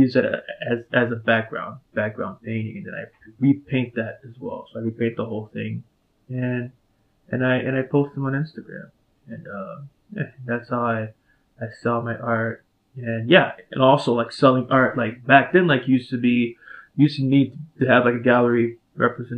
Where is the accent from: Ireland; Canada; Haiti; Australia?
Haiti; Port-au-Prince, Ouest; now in Chicago, United States; I'm from Port-au-Prince, Haiti. I grew up there